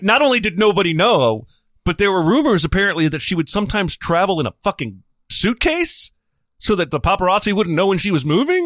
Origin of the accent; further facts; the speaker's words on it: United States; I'm American